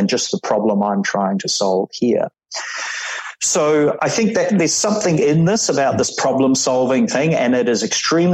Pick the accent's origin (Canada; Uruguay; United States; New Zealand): New Zealand; moved away; as a Kiwi